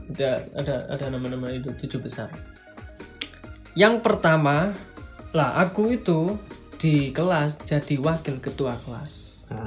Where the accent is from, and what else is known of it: Malang, East Java, Indonesia; born or raised there